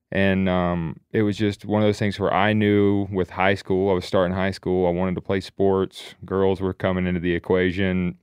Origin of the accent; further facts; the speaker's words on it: the Carolinas, United States; we grew up in the Carolinas hunting all game lands there.